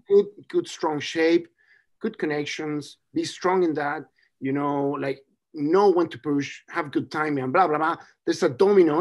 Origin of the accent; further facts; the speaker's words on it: Chile; now in Hawke's Bay, New Zealand; I'm from Chile